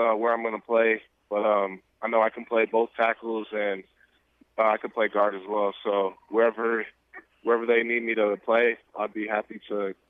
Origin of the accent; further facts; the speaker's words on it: Phoenix, Arizona, United States; I'm from Phoenix, Arizona, the Phoenix area.